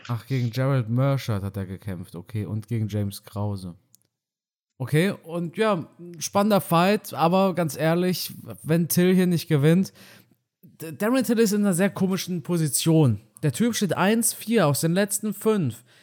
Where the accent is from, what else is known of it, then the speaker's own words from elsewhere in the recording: Romania; moved away; meinem Heimatdorf in Rumänien